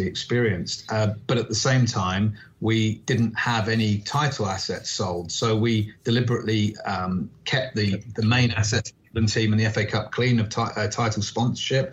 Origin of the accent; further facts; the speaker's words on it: London, United Kingdom; my hometown club, Tottenham Hotspur, who a club I'd supported as a kid.